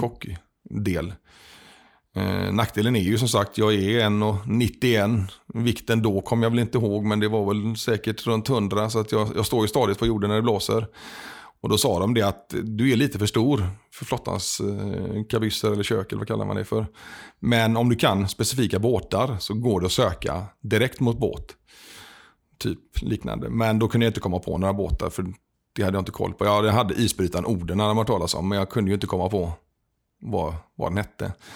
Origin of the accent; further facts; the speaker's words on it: Kungshamn, Västra Götaland, Sweden; also born or lived in Gothenburg; flyttade härifrån när jag var fyra år och växte upp i Kungshamn eh, utanför Smögen ska man väl säga